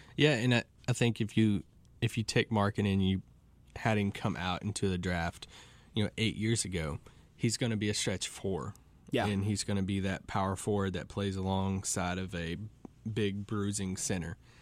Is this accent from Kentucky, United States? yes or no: yes; Kentucky, United States; growing up in Kentucky, you know, everybody just bleeds Kentucky basketball